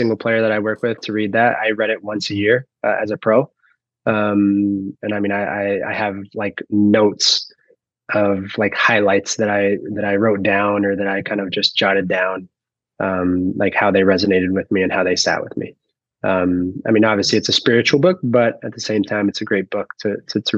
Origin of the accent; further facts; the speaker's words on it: Dallas, Texas, United States; I'm born and raised in Dallas, Texas